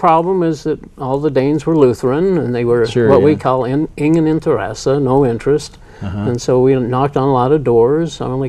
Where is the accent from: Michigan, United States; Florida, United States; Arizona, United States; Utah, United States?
Utah, United States; Salt Lake City; also born or lived in Gunnison, Utah; I was born in Gunnison, Utah, and was raised here in Salt Lake, went to South High and up the U.